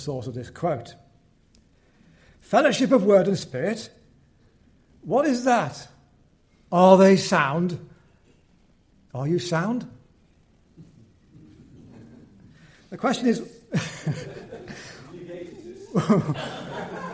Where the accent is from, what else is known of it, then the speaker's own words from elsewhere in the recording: Wallasey, North West England, United Kingdom; I was born in Seacombe, which is the rough end of Wallasey, near the ferry and the old docks on the River Mersey.